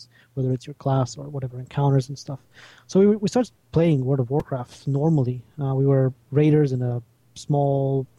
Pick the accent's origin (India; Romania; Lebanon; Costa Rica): Romania; I am from Romania